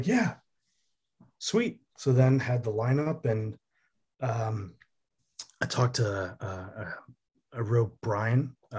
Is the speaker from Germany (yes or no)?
yes; Germany; also born or lived in Connecticut; now in New York, United States; No, I did not. I grew up in Germany and Connecticut.